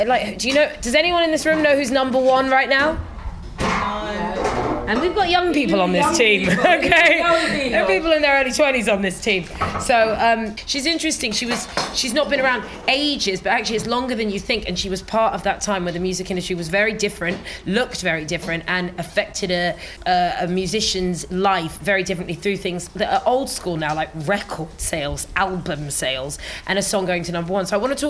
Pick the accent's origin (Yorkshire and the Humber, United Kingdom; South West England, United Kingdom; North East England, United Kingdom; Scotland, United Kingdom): Scotland, United Kingdom; She's also Scottish, and so am I, and we're black Scottish people, and that's a particular thing of its own.